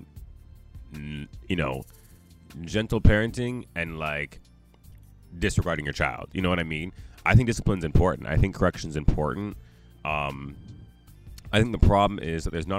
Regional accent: Jamaica; I'm still Jamaican

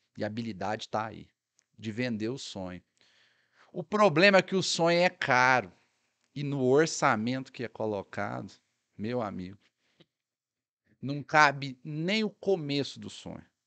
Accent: Sacramento, Minas Gerais, Brazil; minha cidade natal, né? Que é Sacramento

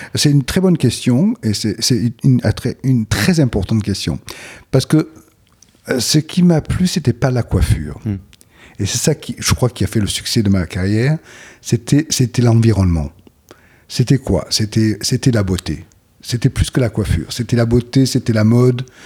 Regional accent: Aix-en-Provence, Provence-Alpes-Côte d'Azur, France; J'ai grandi à Aix-en-Provence

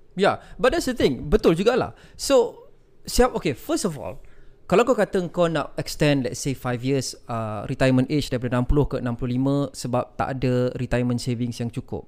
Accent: Ipoh, Perak, Malaysia; moved away; kampung aku kat Ipoh

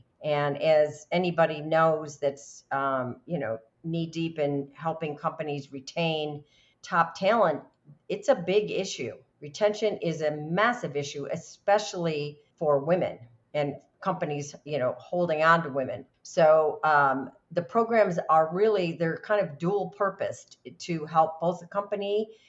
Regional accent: New York, United States; I knew if I could sell as a New Yorker, if I could sell my services as a broker to cattle ranchers, that I was good.

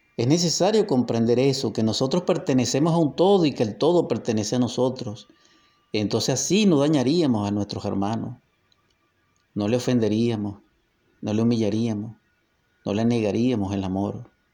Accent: Venezuela; nuestra Venezuela

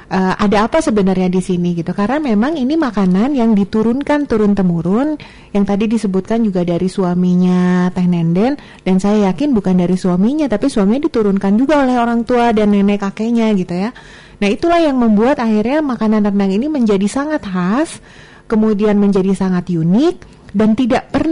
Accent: West Java, Indonesia; saya orang Sunda, tapi saya suka banget sama rendang.

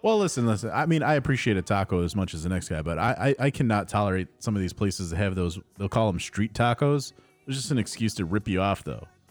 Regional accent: Addison, Illinois, United States; Addison in my hometown

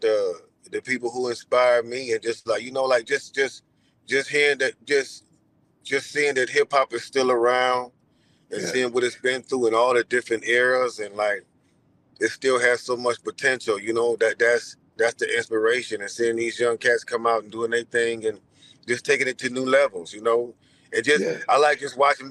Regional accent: Cleveland, Ohio, United States; we grew up in Cleveland

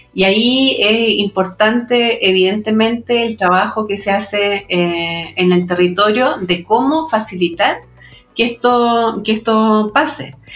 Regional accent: Chile; en Chile tenemos

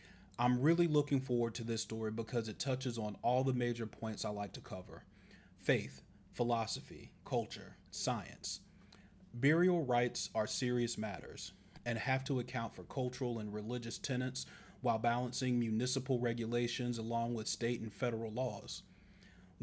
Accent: Charleston, South Carolina, United States; growing up in Charleston, South Carolina

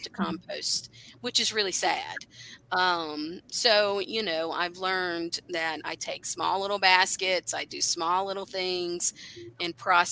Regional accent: South Carolina, United States; now in Appalachia, United States; I grew up in South Carolina

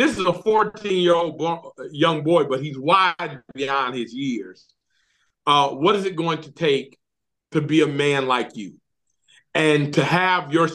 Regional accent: Detroit, Michigan, United States; moved away as an adult; now in Alabama, United States; growing up in Detroit, Michigan

